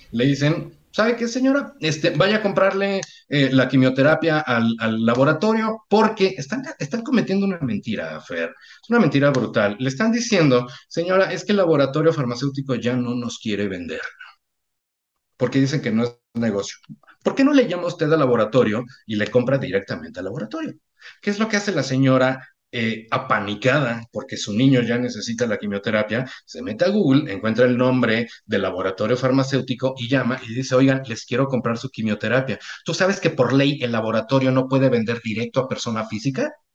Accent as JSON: {"language": "Spanish", "country": "Mexico", "said": "soy mexicano"}